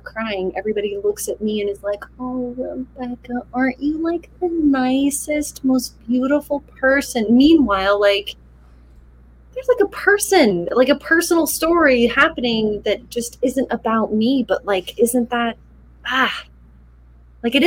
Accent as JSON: {"language": "English", "region": "Utah", "country": "United States", "tie": "born or raised there", "said": "I grew up Mormon in Utah."}